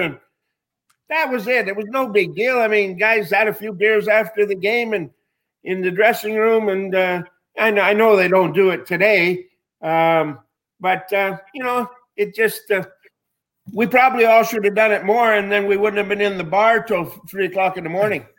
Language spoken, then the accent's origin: English; Winnipeg, Manitoba, Canada; moved away as an adult; growing up in Winnipeg